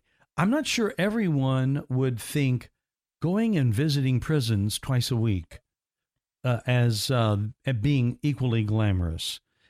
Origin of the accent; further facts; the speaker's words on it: Indiana, United States; And I'm from Indiana. That's why I said that originally. Yeah, that's where I grew up. And we moved down here in the mid 80s.